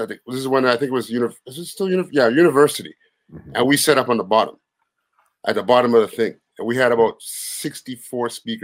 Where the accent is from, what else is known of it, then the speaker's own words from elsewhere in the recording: Montserrat; moved away; I'm from Montserrat, a little island off of Antigua